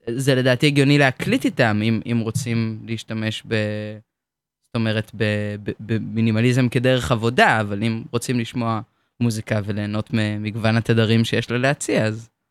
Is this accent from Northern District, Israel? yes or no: no; Hadera, Haifa District, Israel; אני מחדרה, אני בת 22